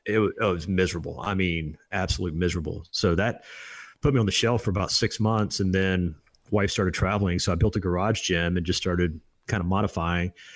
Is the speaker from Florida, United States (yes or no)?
yes; Destin, Florida, United States; also born or lived in Alexander City, Alabama; I was born in, uh, Alabama, uh, small town no one's ever heard of, Alexander City, but moved to Destin, Florida